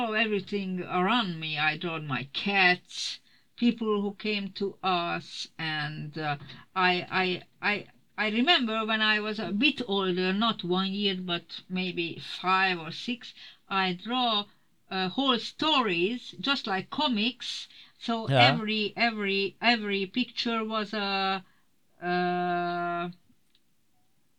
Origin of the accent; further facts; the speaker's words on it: Budapest, Hungary; I was born in Budapest in an artist family.